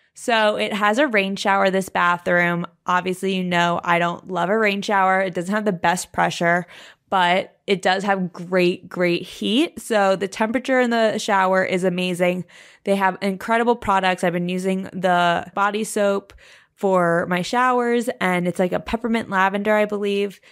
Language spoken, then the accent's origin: English; New York City, New York, United States; I'm a New Yorker